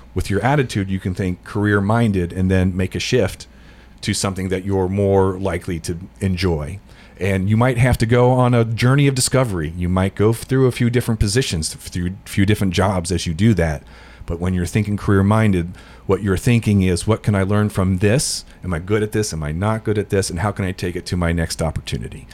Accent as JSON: {"language": "English", "town": "Cincinnati", "region": "Ohio", "country": "United States", "tie": "born or raised there", "moved": "as an adult", "lives_now": "Middle Tennessee, United States", "said": "I was born in the Cincinnati area, lived there till I was about 20 years old"}